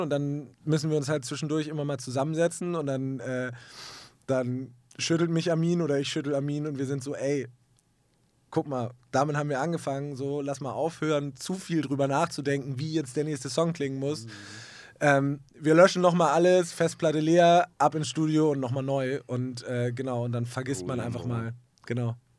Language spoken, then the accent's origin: German; Hamburg, Germany; ich komme aus Hamburg in Deutschland